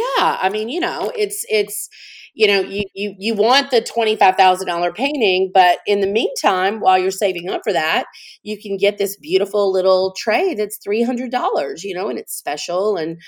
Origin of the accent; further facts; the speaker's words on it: New Orleans, Louisiana, United States; I knew very early that just marketing in my hometown, you know, I didn't really need to do that there because I have a big presence in New Orleans.